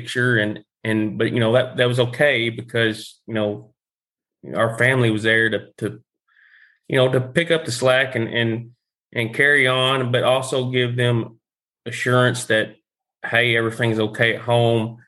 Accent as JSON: {"language": "English", "town": "Paragould", "region": "Arkansas", "country": "United States", "tie": "born or raised there", "said": "I grew up in Greene County in Paragould"}